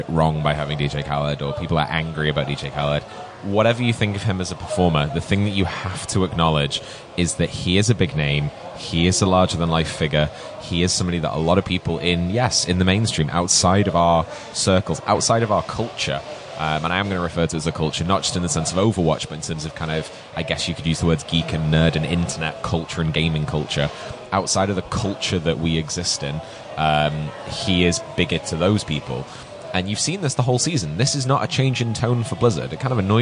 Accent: United Kingdom; as a British person

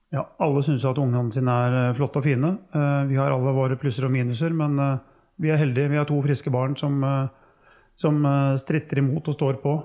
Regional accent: Norway; oppvekst hjemme på Tufte

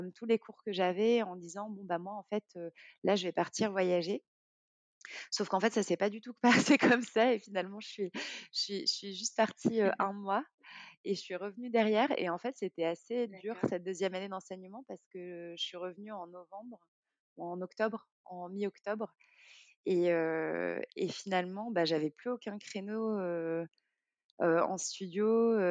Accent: Morocco; moved away as an adult; also born or lived in France; j'ai grandi au Maroc jusqu'à mes 18 ans

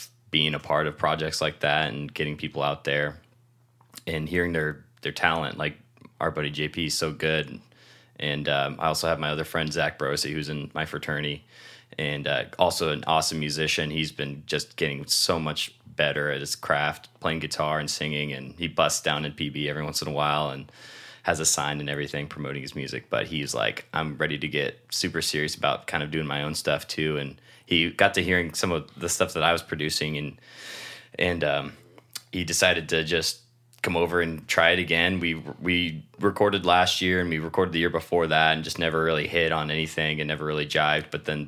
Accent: Shelton, Washington, United States; now in San Diego, United States; And I'm originally from Shelton, Washington, and came down here for college for kind of a fresh start.

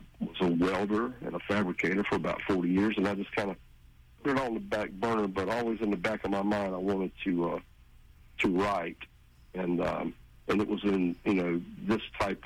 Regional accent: Jacksonville, Florida, United States; also born or lived in St. Augustine, Florida / Yulee, Florida; I was born in Jacksonville

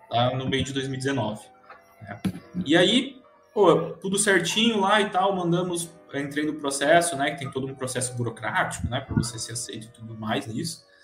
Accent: Presidente Prudente, São Paulo, Brazil; É, eu sou nascido e criado em Presidente Prudente, não sei se pessoal aí conhece, né?

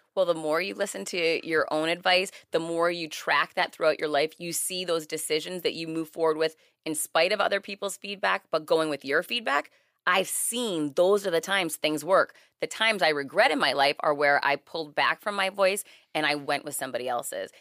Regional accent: Worcester, Massachusetts, United States; now in Miami, United States; I'm originally from Worcester, Mass. I live in Miami now

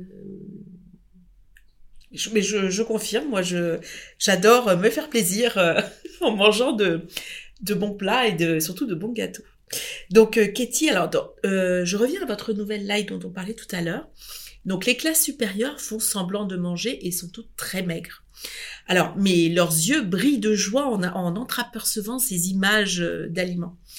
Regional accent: France; mais nous sommes français

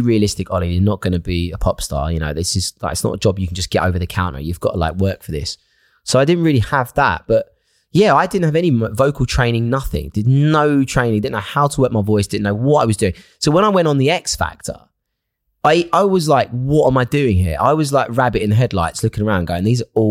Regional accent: Essex, East of England, United Kingdom; where I grew up in Essex

